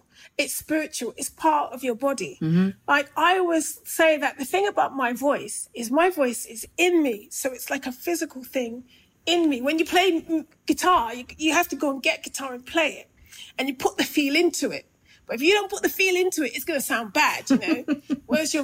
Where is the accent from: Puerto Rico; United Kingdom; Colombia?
United Kingdom; London; I grew up in Brixton and I grew up through two Brixton riots, 1981 and 95